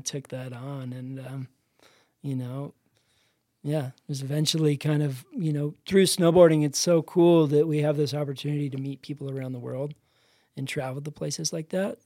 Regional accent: Dana Point, California, United States; I grew up in Dana Point, which is kinda Sleepy Beach Town

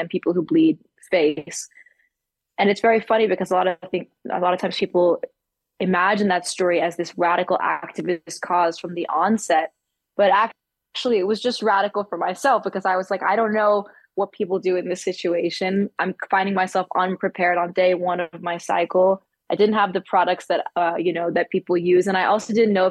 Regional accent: New York City, New York, United States; my parents encouraged my brother and sister and I growing up in Manhattan

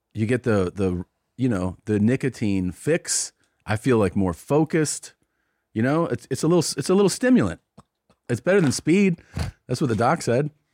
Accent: Cincinnati, Ohio, United States; moved away; my hometown of Cincinnati

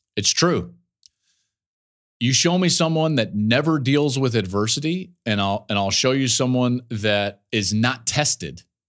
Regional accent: outside Denver, Colorado, United States; We grew up in the in the Colorado area, right right outside of Denver

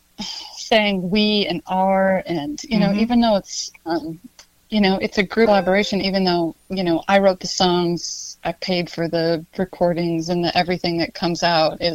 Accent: Montana, United States; growing up in Montana, you kind of love that Wild West sense

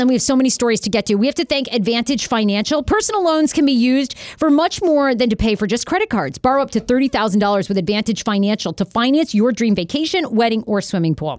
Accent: Maine, United States; I grew up in Maine

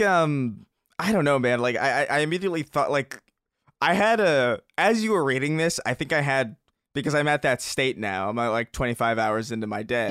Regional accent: New York, United States; I grew up in New York

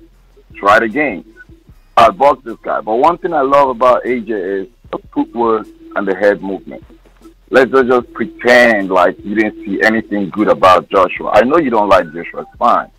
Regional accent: Nigeria; now in Baltimore, United States; I'm from Nigeria

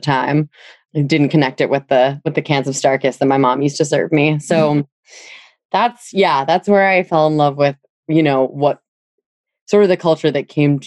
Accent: New Hampshire seacoast, United States; moved away; I'm from New Hampshire, the seacoast

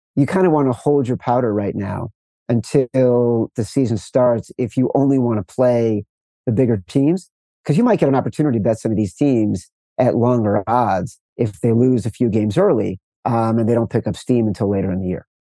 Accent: Chicago, Illinois, United States; I'm from Chicago

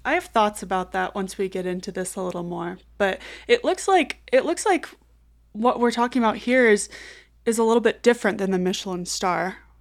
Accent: Kansas City, United States; now in Denver, United States; my hometown

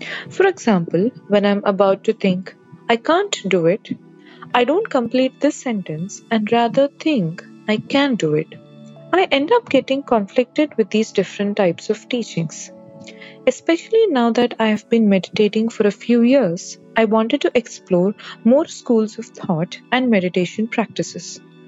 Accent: Hyderabad, Telangana, India; I am from Hyderabad, India.

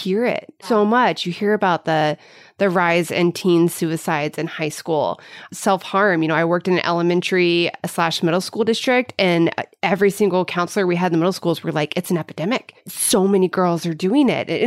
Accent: Midwest, United States; moved away; my growing up in the Midwest

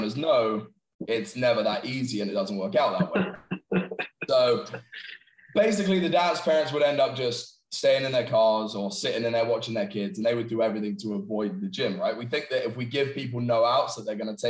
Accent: England, United Kingdom; moved away as an adult; I'm obviously originally from England

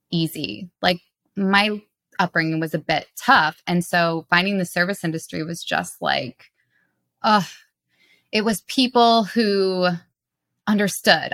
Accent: Detroit, Michigan, United States; now in New York, United States; I'm from Detroit.

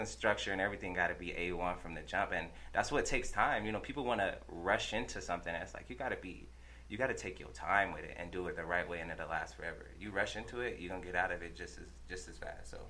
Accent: Denver, Colorado, United States; I grew up in Montbello. Shout out to Montbello. Shout out everybody out there. Grew up in Montbello.

